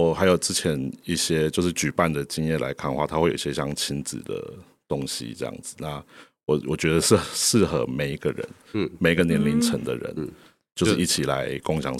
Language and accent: Chinese; Kaohsiung, Taiwan; 我们四个人是从头到尾就是都在高雄，没有离开过这样。